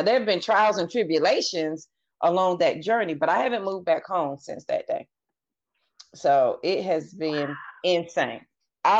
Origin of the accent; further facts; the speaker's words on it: the South, United States; moved away as an adult; I'm from the South, a good Southern family.